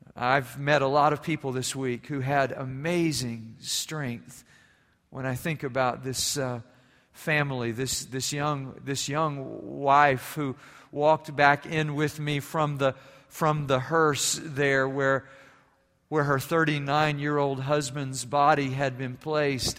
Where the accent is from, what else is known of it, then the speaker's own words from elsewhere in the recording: Germany; moved away; growing up in Germany